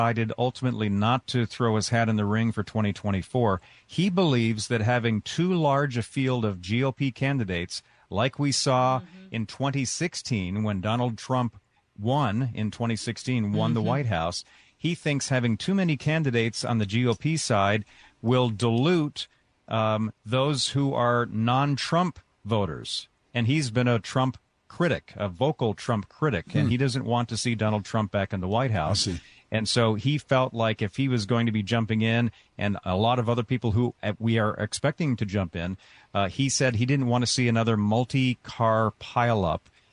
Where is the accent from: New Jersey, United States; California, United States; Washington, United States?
Washington, United States; Seattle; moved away; my hometown boyhood Seattle Mariners